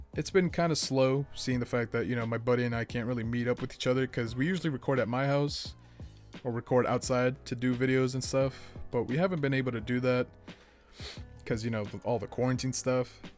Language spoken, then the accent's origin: English; Boston, Massachusetts, United States; I grew up in Boston, Massachusetts